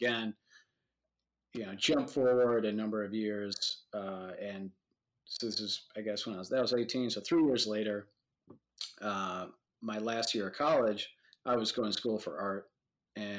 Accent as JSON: {"language": "English", "town": "Madison", "region": "Wisconsin", "country": "United States", "tie": "born or raised there", "said": "I grew up in Madison, Wisconsin"}